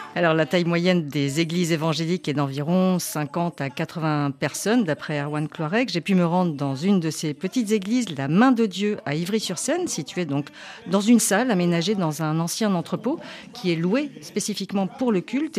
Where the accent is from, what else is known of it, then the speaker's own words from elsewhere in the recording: Guadeloupe; je suis de la Guadeloupe